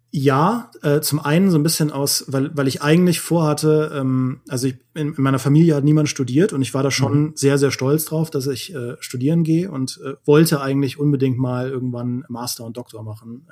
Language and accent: German; Trier, Rhineland-Palatinate, Germany; moved away; in meine Heimat gefahren, nach Trier